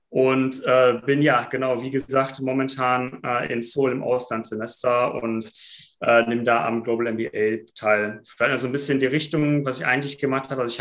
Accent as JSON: {"language": "German", "town": "Iserlohn", "region": "North Rhine-Westphalia", "country": "Germany", "said": "Also ich komme ursprünglich aus Iserlohn, daher auch die Verbindung zum Podcast."}